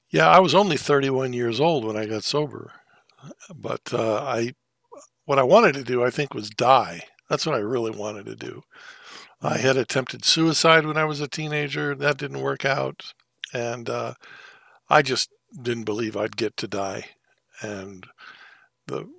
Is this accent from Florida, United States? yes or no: no; Thousand Oaks, California, United States; also born or lived in Missouri / Los Angeles; I was born in Missouri in the United States, but raised mostly in a little town. It used to be a little town called Thousand Oaks, California.